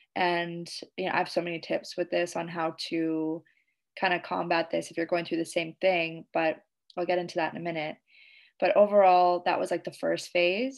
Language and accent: English; Canada; now in Indonesia